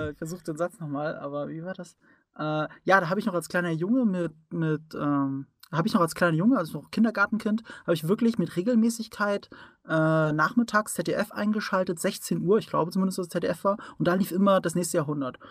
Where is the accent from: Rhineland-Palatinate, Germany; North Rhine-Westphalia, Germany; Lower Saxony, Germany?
Rhineland-Palatinate, Germany; ich komme aus der Pfalz und da äh, sagt man äh, mit dem Dialekt